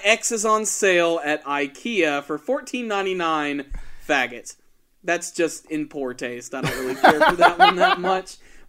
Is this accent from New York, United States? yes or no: yes; New York, United States; We're from New York, you know, born and raised.